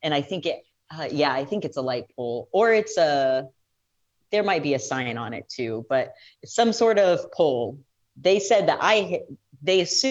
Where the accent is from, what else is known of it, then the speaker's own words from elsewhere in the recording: Fremont, Nebraska, United States; moved away as an adult; now in Omaha, United States; I came directly from Fremont, which is my hometown.